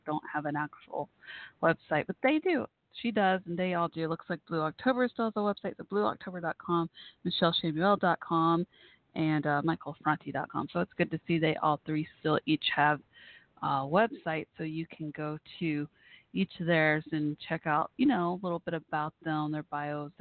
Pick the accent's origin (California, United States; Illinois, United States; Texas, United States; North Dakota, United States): Texas, United States; Irving; moved away; my hometown didn't have this awesome music venue when I was growing up there